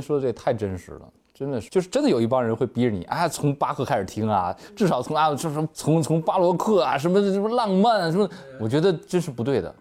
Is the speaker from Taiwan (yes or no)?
no; China; 咱们大陆这边可能对这个电子游戏也，也是就是类似于有点妖魔化